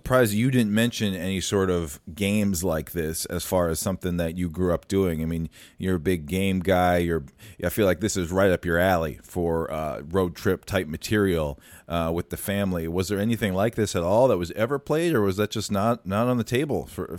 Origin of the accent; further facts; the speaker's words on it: West Des Moines, Iowa, United States; moved away; That was when I was living in West Des Moines, Iowa. I remember a lot of my teachers once I moved to Minnesota in fourth grade.